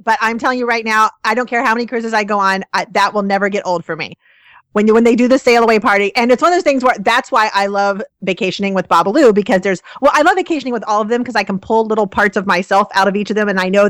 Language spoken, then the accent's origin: English; Ohio, United States; moved away as an adult; now in Florida, United States; So I grew up north in Ohio.